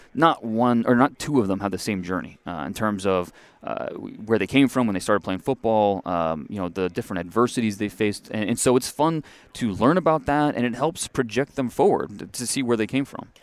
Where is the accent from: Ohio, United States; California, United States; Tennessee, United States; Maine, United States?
Ohio, United States; moved away; also born or lived in Texas; I grew up in Ohio